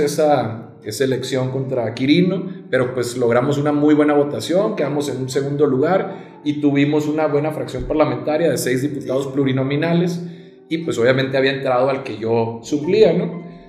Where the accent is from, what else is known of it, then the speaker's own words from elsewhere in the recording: Nogales, Sonora, Mexico; moved away as an adult; now in Culiacán, Mexico; soy nacido en Nogales, Sonora mm. Eh, tengo aquí ya aproximadamente 11 años, pero mi mamá es culichi